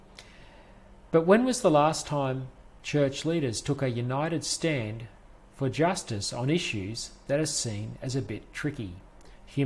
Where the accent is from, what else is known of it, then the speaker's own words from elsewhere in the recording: Toowoomba, Queensland, Australia; my hometown of Toowoomba